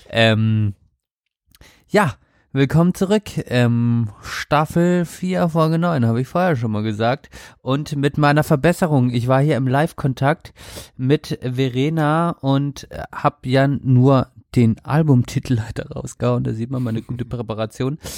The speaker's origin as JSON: {"language": "German", "region": "Baden-Württemberg", "country": "Germany", "said": "Und ich bin, ich komme aus Baden-Württemberg, gell?"}